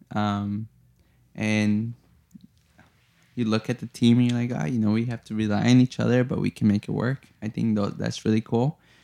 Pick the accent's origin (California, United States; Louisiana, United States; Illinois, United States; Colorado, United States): Illinois, United States; Chicago; moved away; I grew up in Chicago, and I grew up in a, you know, not so hot neighborhood that's now very hot.